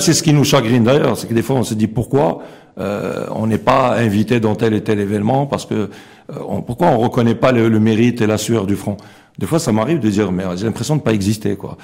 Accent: Morocco; on a aussi des valeurs en tant que Marocain

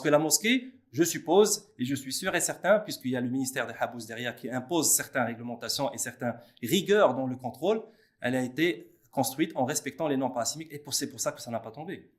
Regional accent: Morocco; chez nous au Maroc

